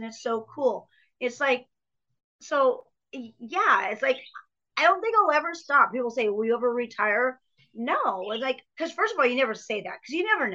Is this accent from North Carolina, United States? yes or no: no; Pomona, California, United States; I was born in Pomona, California